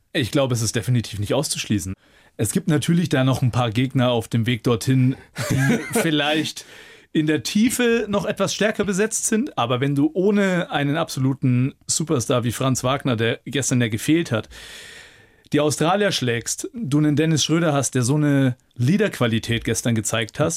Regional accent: Nuremberg, Bavaria, Germany; also born or lived in Munich / Bayreuth; In Nürnberg, in meiner Heimat mit meiner Familie

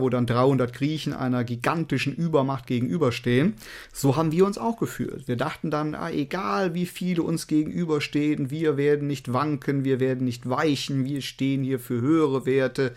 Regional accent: Cologne, North Rhine-Westphalia, Germany; bei uns in Köln

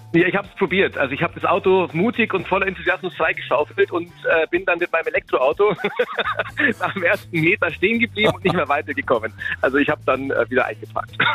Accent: East Frisia, Lower Saxony, Germany; ich komme aus Ostfriesland Friesland

